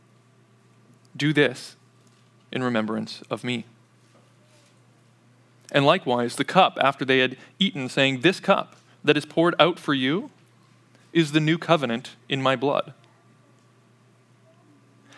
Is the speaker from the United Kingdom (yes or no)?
no; Canada; as a child growing up in Canada